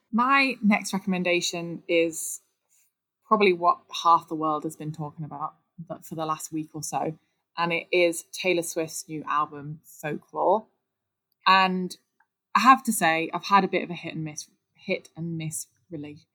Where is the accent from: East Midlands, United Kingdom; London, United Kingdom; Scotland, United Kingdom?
East Midlands, United Kingdom; Nottingham; accent: Midlands; Nottingham, which, if anyone can't tell from my Midlands accent, that is where I'm from